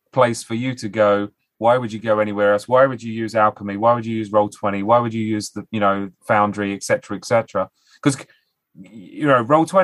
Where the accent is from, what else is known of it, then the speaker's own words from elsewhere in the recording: United Kingdom; as British people